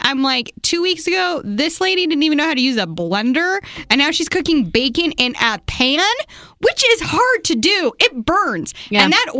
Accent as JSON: {"language": "English", "town": "Murray", "region": "Utah", "country": "United States", "tie": "born or raised there", "lives_now": "Provo, United States", "said": "I grew up in Murray, as I mentioned."}